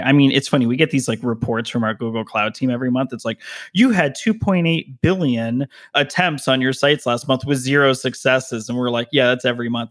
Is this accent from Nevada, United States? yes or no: yes; Las Vegas, Nevada, United States; also born or lived in Denver, Colorado; now in Southern California, United States; I was originally from Vegas, and then my whole family moved to Denver